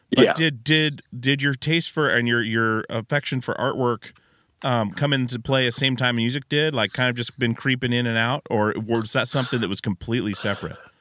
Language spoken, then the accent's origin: English; Alaska, United States; moved away as an adult; now in Portland, United States; i grew up in alaska yeah. moved out when i was 18 moved to portland i've been in portland ever since